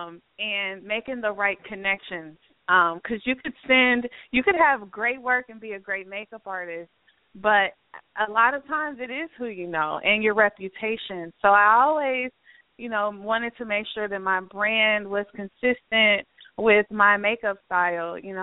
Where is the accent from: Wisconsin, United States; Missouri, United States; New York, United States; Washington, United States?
Missouri, United States; Kansas City; moved away as an adult; now in Atlanta, United States; I'm a Midwest girl to heart. I'm from Kansas City, Missouri, and I moved to Atlanta to attend Clark Atlanta University for college.